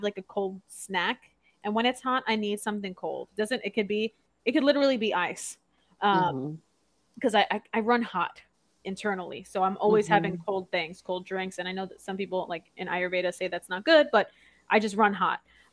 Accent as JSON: {"language": "English", "region": "New York", "country": "United States", "tie": "born or raised there", "moved": "yes", "said": "when I grew up in New York, there was no Church's Chicken available"}